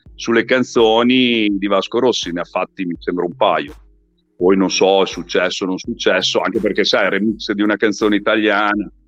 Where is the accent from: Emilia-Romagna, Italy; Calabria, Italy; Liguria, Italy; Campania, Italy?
Emilia-Romagna, Italy; Modena; sono di Modena